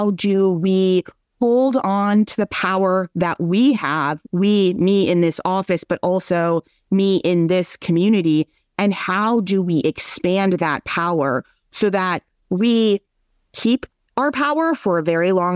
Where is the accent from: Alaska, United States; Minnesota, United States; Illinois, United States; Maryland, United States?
Minnesota, United States; I'm from Minnesota